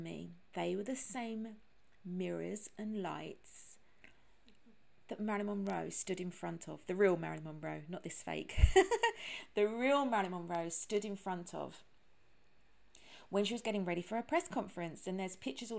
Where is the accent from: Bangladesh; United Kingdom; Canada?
United Kingdom; London; accent: British; also born or lived in United States; being British and living in London and grew up in London